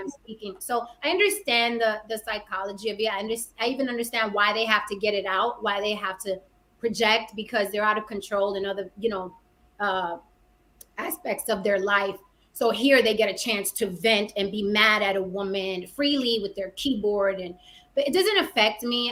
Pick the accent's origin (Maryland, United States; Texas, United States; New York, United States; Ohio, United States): New York, United States; New York City; I'm also from the Bronx, New York, born and raised. I'm from the Bronx.